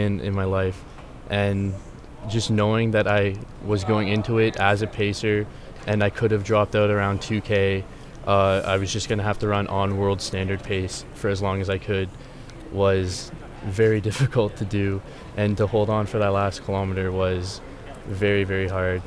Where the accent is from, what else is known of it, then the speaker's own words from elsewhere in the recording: Chatham, Ontario, Canada; moved away as an adult; now in Guelph, Canada; I grew up in Chatham, Ontario, which is close to Windsor and London